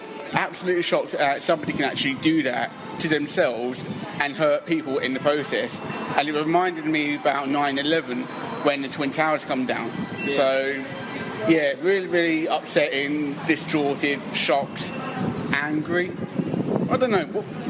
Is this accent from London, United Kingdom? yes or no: yes; London, United Kingdom; But for me, personally, I just think as a Londoner, we get on and just carry on and just go forth.